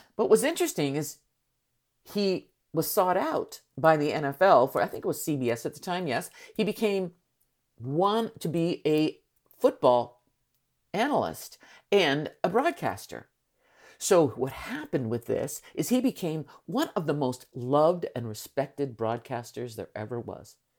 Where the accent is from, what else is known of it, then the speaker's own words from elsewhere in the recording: San Francisco, California, United States; I am from San Francisco